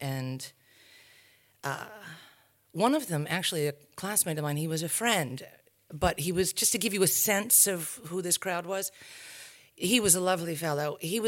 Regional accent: New England, United States; born there; I come from a tribe of academics. I was born in New England, in a small New England, very bucolic, beautiful New England town, prep school.

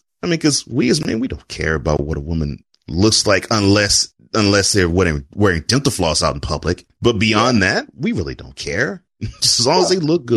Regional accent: Houston, Texas, United States; I grew up in Houston.

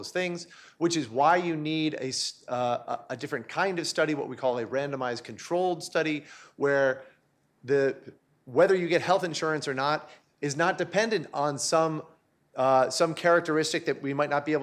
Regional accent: New York, United States; also born or lived in Charlottesville, Virginia; I'm from New York. I spent more time there as a child than I spent in Charlottesville.

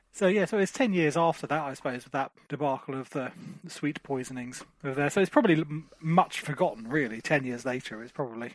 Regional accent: Margate, South East England, United Kingdom; I'm from Margate

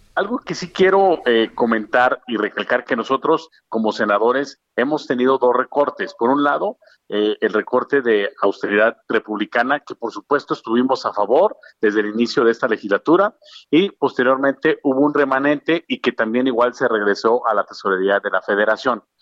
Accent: Mexico; como mexicanos

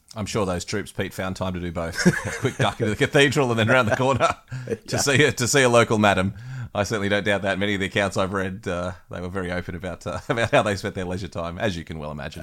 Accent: Australia

